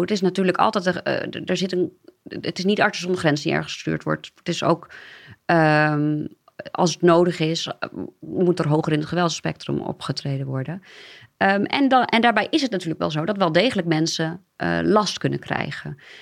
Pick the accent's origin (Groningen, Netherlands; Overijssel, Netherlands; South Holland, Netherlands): Groningen, Netherlands; a small village in; moved away as an adult; now in Amsterdam, Netherlands; Maar ik, kom, en dat is vast aan me te horen, uit een, eh, een klein dorpje in eh, Groningen. Ehm, en eh, ja, tot mijn achttiende gewoond